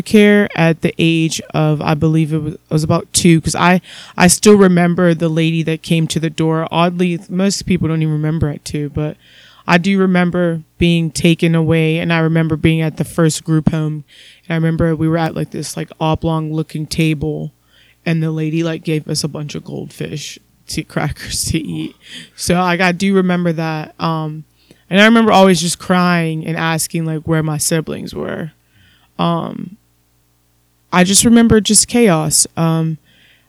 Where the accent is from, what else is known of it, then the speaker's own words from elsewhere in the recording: Columbus, Ohio, United States; growing up, I was born in Columbus, Ohio